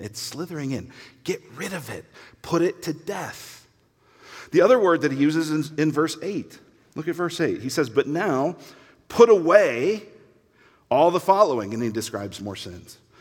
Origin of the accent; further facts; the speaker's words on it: Denver, Colorado, United States; I grew up in Denver